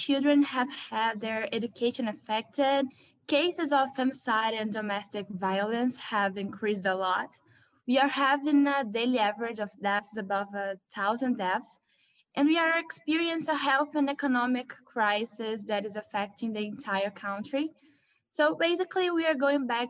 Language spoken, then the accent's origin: English; Rio de Janeiro, Brazil; I was born in Rio de Janeiro, one of the most violent cities in Brazil and maybe in the world.